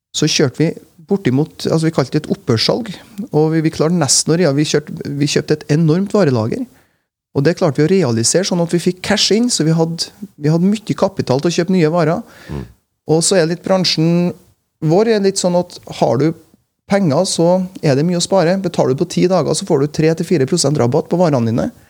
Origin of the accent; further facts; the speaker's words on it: Frosta, Trøndelag, Norway; moved away; Jeg er jo fra Frosta i, i gamle Nord-Trøndelag. Og eh, jeg var nok litt annerledes enn veldig mange av de frostingene som jeg vokste opp med.